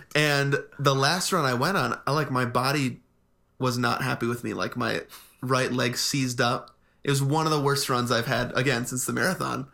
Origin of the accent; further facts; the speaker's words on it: Midwest, United States; moved away; we grew up in the Midwest